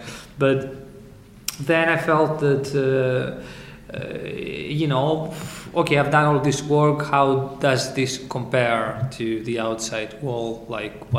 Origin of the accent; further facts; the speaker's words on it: Greece; moved away as an adult; also born or lived in Southampton, United Kingdom; now in United Kingdom; I came from Greece and I came to UK in order to study